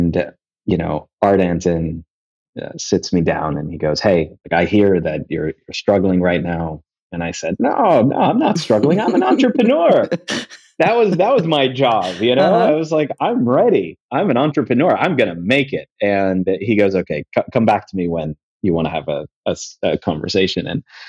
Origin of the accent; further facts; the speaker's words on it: Kuwait; I grew up in Kuwait. It's where I'm from. It's where my family's from.